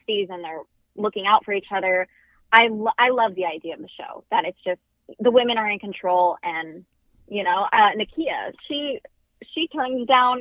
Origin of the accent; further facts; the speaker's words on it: Roseville, California, United States; I was born and raised in Roseville, California, which is just outside of Sacramento, California.